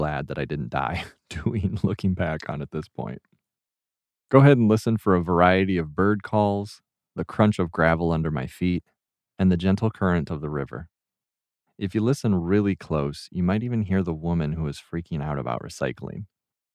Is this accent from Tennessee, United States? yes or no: no; Belmont, Michigan, United States; I grew up in Belmont, Michigan, so I have plenty of memories from this whole area.